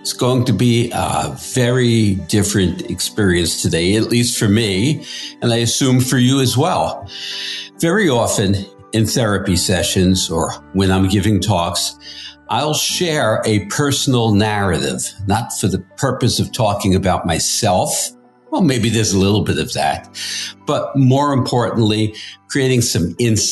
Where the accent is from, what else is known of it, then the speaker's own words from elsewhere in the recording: New York City, New York, United States; I grew up in Queens in the 1950s.